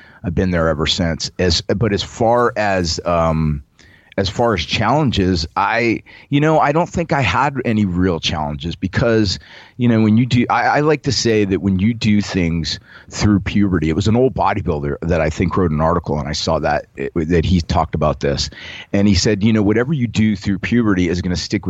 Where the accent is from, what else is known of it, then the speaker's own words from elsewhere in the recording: Las Vegas, Nevada, United States; moved away; also born or lived in New Orleans, Louisiana; I'm from New Orleans, but I grew up in Vegas